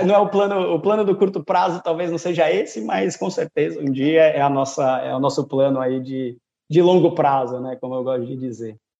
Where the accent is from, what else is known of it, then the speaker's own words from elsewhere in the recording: São Paulo, Brazil; moved away as an adult; now in Portugal; natural de São Paulo. É, o sotaque também não, não engana muito